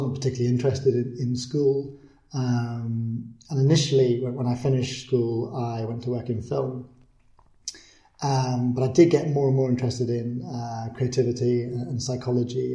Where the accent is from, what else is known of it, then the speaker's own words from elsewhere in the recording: Oysterhaven, Munster, Ireland; also born or lived in United Kingdom; I was born in the UK, and when I was 3 months old, I moved to Ireland. And I grew up in on the southwest coast